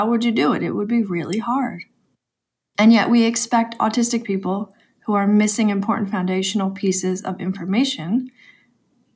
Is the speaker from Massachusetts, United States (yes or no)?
no; New York, United States